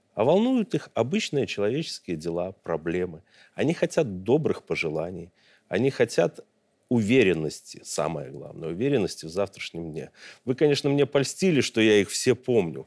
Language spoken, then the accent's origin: Russian; Belarus; как белорус, как гражданин, как обычный человек